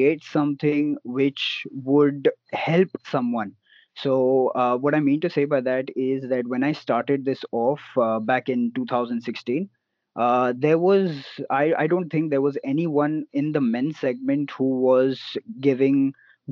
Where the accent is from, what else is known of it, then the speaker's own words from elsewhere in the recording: Mumbai, Maharashtra, India; And I'm from Mumbai